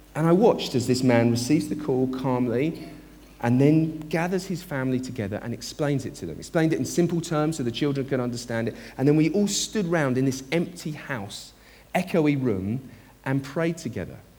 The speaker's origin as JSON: {"language": "English", "country": "United Kingdom", "said": "us as British people."}